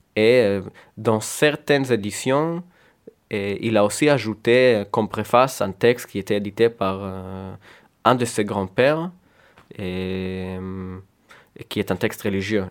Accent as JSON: {"language": "French", "town": "Tel Aviv", "region": "Tel Aviv District", "country": "Israel", "first_language": "Hebrew", "second_language": "French", "moved": "yes", "lives_now": "France", "said": "j'ai quitté Tel Aviv très jeune"}